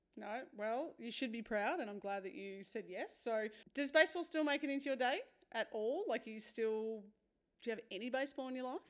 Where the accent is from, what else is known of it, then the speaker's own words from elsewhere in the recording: New South Wales, Australia; now in Victoria, Australia; I grew up in New South Wales and I moved to Victoria